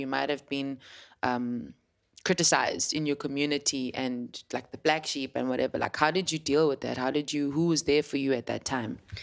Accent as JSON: {"language": "English", "town": "Cape Town", "region": "Western Cape", "country": "South Africa", "tie": "born or raised there", "said": "I'm from Langa, and I know the history behind how it felt like to grow up in Langa."}